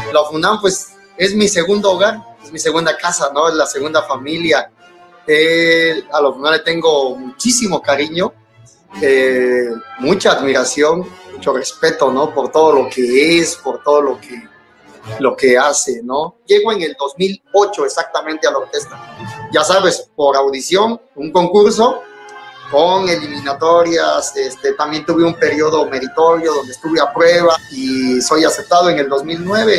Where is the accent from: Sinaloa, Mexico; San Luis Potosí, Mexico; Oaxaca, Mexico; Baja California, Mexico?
Oaxaca, Mexico; San Miguel Jutla; aquí en, Oaxaca, en un pueblo de donde yo soy originario que se llama San Miguel Jutla